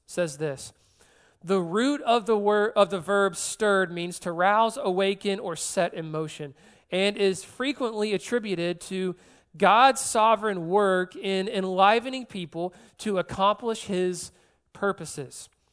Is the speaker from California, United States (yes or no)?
no; Georgia, United States; moved away as an adult; also born or lived in South Carolina; now in New Orleans, United States; I'm born and raised in Georgia, then I moved to South Carolina for a couple years